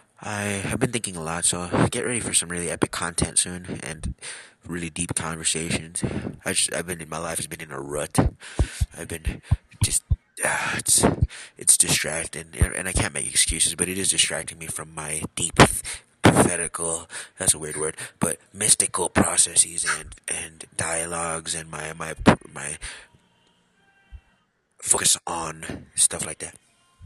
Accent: California, United States; born there; also born or lived in Wisconsin; I'm from United States of America. I was born in California. I lived about half my life in Wisconsin.

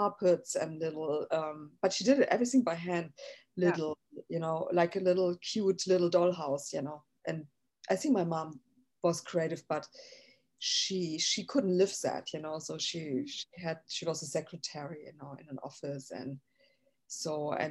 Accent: Frankfurt, Hesse, Germany; English is a second language; moved away as an adult; also born or lived in Berlin / Amsterdam; now in Los Angeles, United States; I was born in Frankfurt. There's a West Frankfurt and an East Frankfurt. So I was born in the West Frankfurt, basically in Frankfurt am Main.

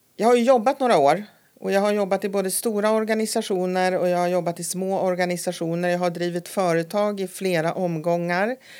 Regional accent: Nora, Örebro County, Sweden; moved away as an adult; also born or lived in Stockholm; now in Härnösand, Sweden; jag kom ju då ifrån Nora utanför Örebro

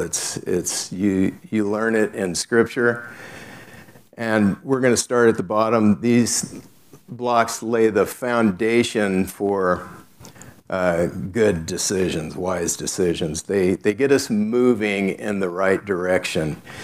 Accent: South Gate, California, United States; I grew up in Southgate, California

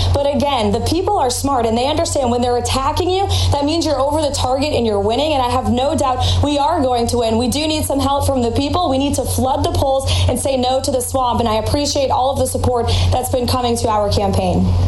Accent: New Hampshire, United States; the people of my home state

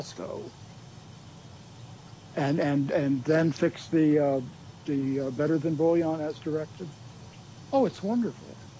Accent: New England, United States; we're from New England

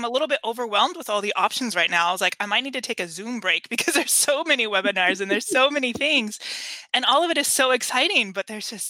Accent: California, United States; how we were raised in California

